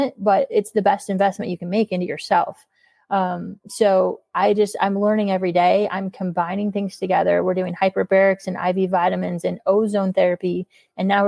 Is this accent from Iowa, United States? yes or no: yes; Iowa, United States; now in St. Louis, United States; my hometown of Sheraton, Iowa